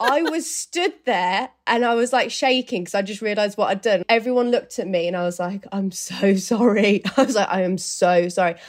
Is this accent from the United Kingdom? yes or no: yes; Birmingham, West Midlands, United Kingdom; moved away as an adult; now in London, United Kingdom; So I live in London, but my hometown is in Birmingham